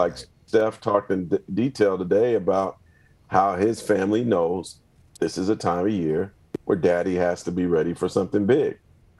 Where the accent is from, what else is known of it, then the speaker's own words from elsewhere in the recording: Bay Area, California, United States; when I was a kid growing up in the Bay Area